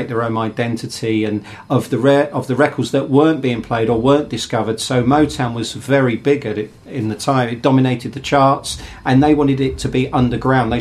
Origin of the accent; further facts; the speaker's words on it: England, United Kingdom; accent: English; my English accent